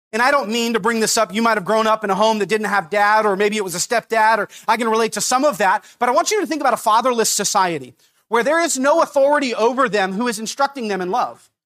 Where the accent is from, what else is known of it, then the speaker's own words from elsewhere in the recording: Napa, California, United States; I grew up in Napa